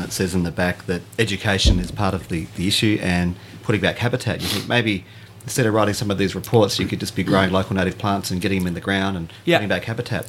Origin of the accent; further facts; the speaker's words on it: Adelaide, South Australia, Australia; we're from Adelaide. We're south of the dog fence.